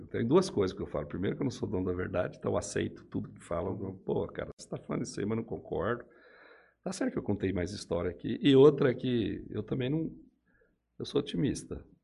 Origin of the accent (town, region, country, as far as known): Mesópolis, São Paulo, Brazil; born or raised there; moved away; also born or lived in Manaus / Piracicaba